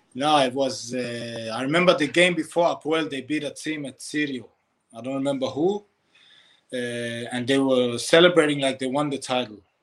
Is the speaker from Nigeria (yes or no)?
no; Denmark; I come from Denmark